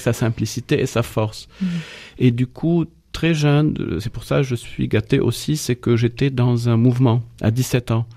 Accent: Lebanon; moved away as an adult; now in France; nous, en tant que Libanais, on peut pas dire que nous sommes seulement francophones

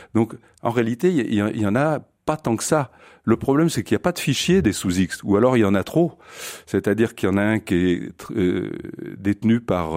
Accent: France; chez nous en France

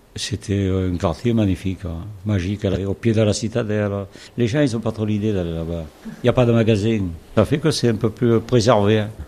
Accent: Saint-Tropez, Provence-Alpes-Côte d'Azur, France; je suis né à la Poche, c'est le quartier des pêcheurs

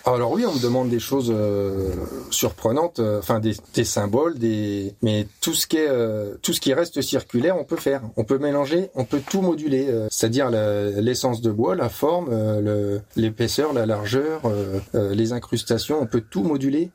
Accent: Châlons-en-Champagne, Grand Est, France; je suis né à Chalon-en-Champagne, enfin Chalon-sur-Marne.

